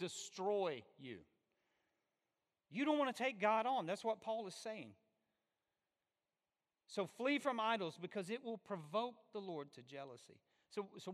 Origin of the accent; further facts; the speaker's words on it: Alabama, United States; I'm from Alabama